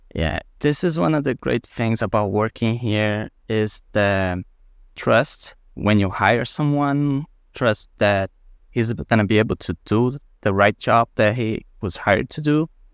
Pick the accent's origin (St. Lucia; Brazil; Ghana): Brazil; moved away; I was born in Brazil, close to the beach, and we have a great coral reef next to our city